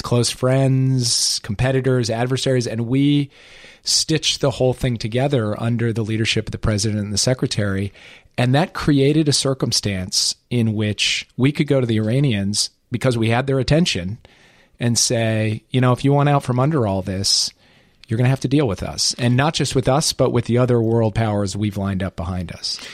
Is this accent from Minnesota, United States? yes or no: yes; Minneapolis, Minnesota, United States; moved away; the place I grew up, about my hometown, about the state of Minnesota